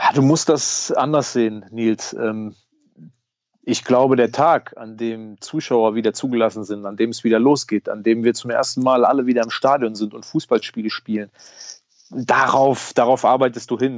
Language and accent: German; Diez, Rhineland-Palatinate, Germany; wir sind zusammen groß geworden in Dietz